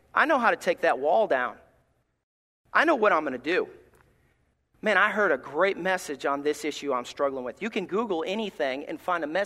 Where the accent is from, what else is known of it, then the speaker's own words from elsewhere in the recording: Alabama, United States; moved away; I'm from Alabama.